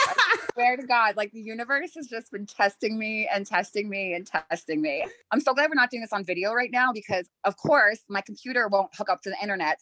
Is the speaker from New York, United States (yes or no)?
yes; New York, United States; I'm I'm from New York. I'm an East Coast girl.